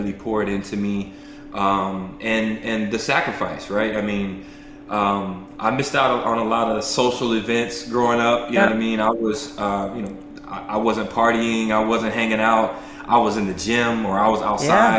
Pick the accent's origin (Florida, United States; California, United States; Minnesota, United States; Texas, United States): Texas, United States; Houston; I'm from Houston, Texas